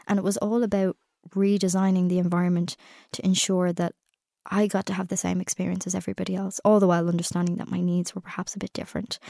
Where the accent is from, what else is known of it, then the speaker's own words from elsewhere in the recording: Ireland; I'm Irish, I've come in for this, I go home tomorrow.